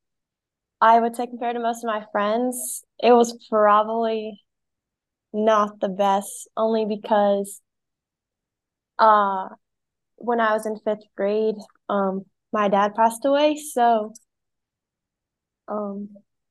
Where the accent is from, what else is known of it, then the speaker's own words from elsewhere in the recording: Bel Air, Maryland, United States; I grew up in Bel Air, Maryland